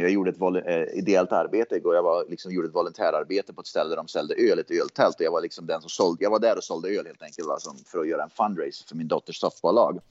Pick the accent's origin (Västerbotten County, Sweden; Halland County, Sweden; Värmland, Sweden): Värmland, Sweden; Hagfors; jag växte upp i Hagfors